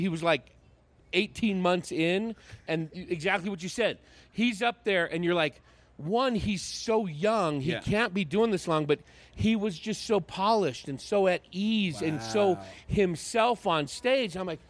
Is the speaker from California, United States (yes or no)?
yes; San Francisco Bay Area, California, United States; I grew up in the San Francisco Bay Area.